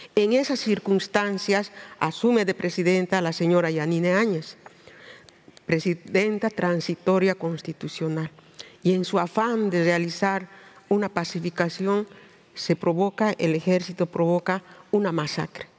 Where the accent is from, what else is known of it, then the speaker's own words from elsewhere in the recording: Bolivia; mi país, Bolivia